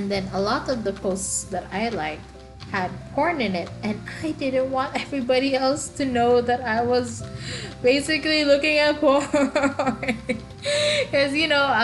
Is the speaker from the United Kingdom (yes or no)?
no; Eastern Visayas, Philippines; first language Waray; English is a second language; English is not my first language. My first language is actually Waray Waray, which is one of the many languages that you can find in the Philippines.